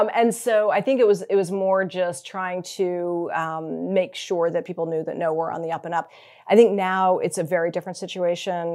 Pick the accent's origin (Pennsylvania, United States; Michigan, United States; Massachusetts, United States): Massachusetts, United States; Newton; moved away as an adult; also born or lived in Rhode Island / Texas / New York; I was born in Rhode Island, uh, grew up in Massachusetts